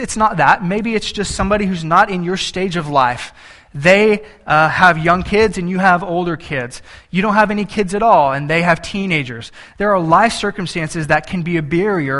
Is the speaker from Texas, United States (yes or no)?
yes; Banquete, Texas, United States; I grew up in South Texas, and in deep South Texas